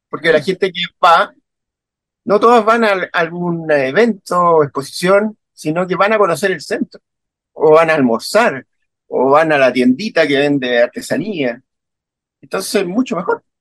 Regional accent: Chile; also born or lived in Berlin, Germany; nosotros somos los chilenos somos bien de reino y reino ante la adversidad.

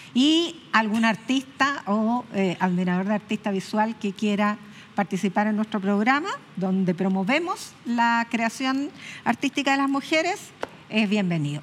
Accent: Chile; las chilenas que somos las chilenas

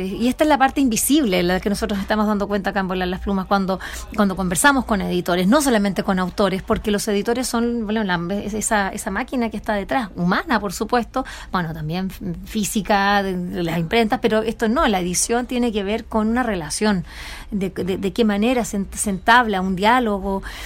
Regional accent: Chile; así como buen chileno

